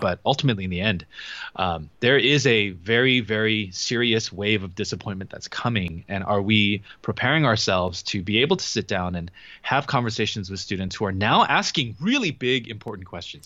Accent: Southern California, United States; we're both from Southern California

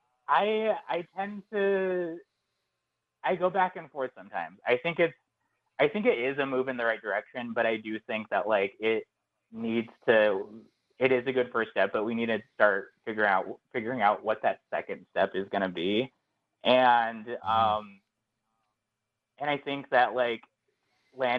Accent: Phoenix, Arizona, United States; moved away as an adult; now in New York, United States; I grew up in Phoenix, Arizona, and then I moved to New York, kind of a little bit after college.

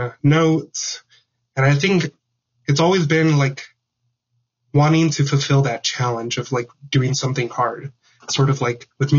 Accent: Houston, Texas, United States; now in Glasgow, Montana, United States; growing up in Houston, Texas, we had our fair share of tropical systems that went through

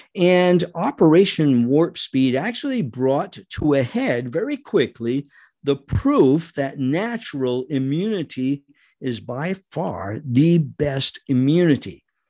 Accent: Rhode Island, United States; I was born and raised in Rhode Island, not far from New York

